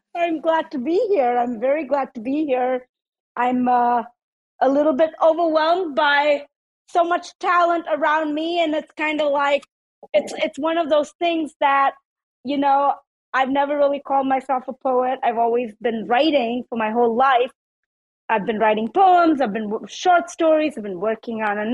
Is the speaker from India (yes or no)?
yes; South India, India; now in United States; I was born in India. So in India, in South India, they call me …